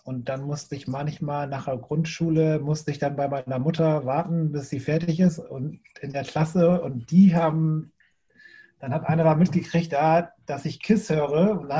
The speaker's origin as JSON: {"language": "German", "region": "Bremen", "country": "Germany", "said": "Ja, also als ich angefangen habe zu skaten, ich komme ja aus Bremen Nord, das ist nochmal ein bisschen"}